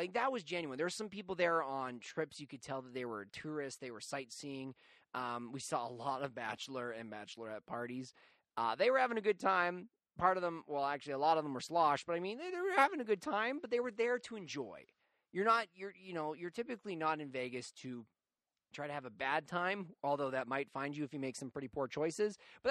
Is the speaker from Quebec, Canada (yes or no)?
no; Calgary, Alberta, Canada; I come from Calgary, which is a pretty white-collar city